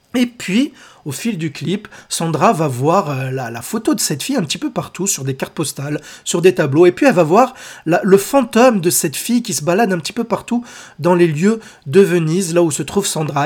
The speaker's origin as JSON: {"language": "French", "country": "France", "said": "chez nous en France"}